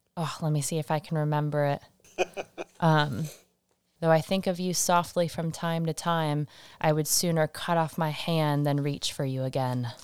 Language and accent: English; Michigan, United States; now in Massachusetts, United States; born and raised in Michigan